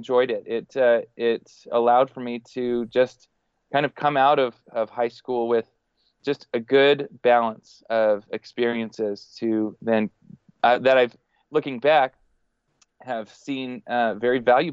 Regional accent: Denver, Colorado, United States; moved away as an adult; also born or lived in Texas / Hong Kong; now in Fort Worth, United States; I grew up in Denver, Colorado. And was through high school, was in Colorado

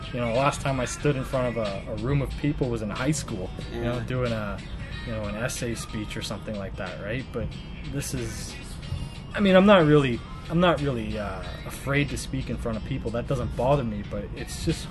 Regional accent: Canada; moved away as an adult; now in Zhuhai, China

